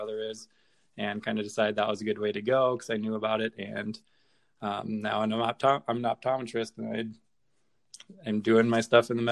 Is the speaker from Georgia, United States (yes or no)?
no; North Dakota, United States; moved away as an adult; also born or lived in Chicago; I grew up in North Dakota, high school, went to college at University of North Dakota in Grand Forks